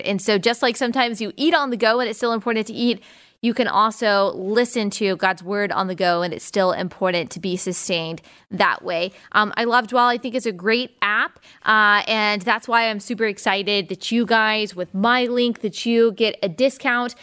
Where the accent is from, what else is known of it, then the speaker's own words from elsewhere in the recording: United States; me as an American